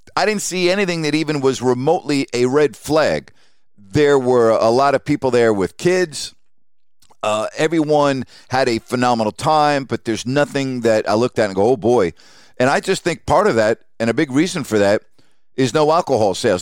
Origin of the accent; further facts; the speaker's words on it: New York City, New York, United States; I grew up at Yankee Stadium. I grew up in Madison Square Garden. I grew up at Shea Stadium